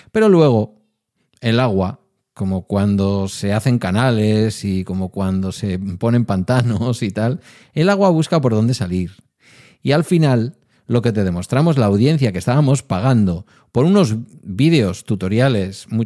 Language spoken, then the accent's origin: Spanish; Spain; oiga, somos españoles y somos de por sí porteros y porteras.